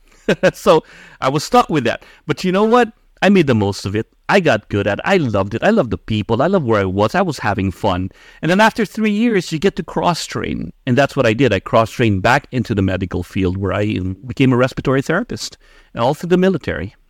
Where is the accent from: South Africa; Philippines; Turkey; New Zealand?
Philippines; moved away as an adult; now in United States; I was born and raised in the Philippines, and I migrated to the U.S. when I was uh, 18.